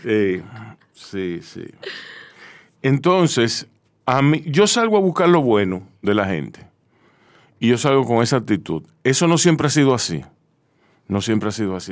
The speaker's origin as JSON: {"language": "Spanish", "region": "New York", "country": "United States", "moved": "yes", "lives_now": "Dominican Republic", "said": "yo soy de Nueva York"}